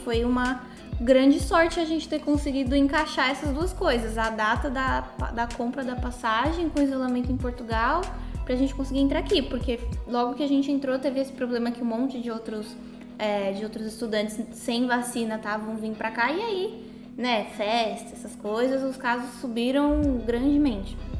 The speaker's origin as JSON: {"language": "Portuguese", "region": "São Paulo", "country": "Brazil", "said": "tenho 23 anos e ambos somos de São Paulo, capital"}